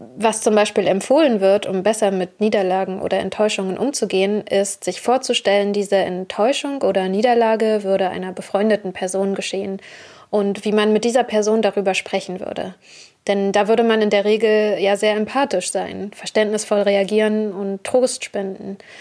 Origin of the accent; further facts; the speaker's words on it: Germany; ich selbst bin eine weiße Deutsche, geboren und aufgewachsen in Deutschland